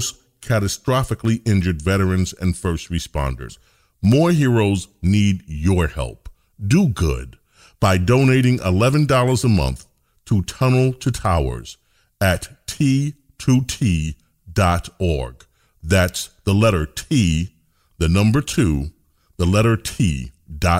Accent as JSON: {"language": "English", "region": "New York", "country": "United States", "moved": "as an adult", "lives_now": "Florida, United States", "said": "I was in New York, I'm a New Yorker"}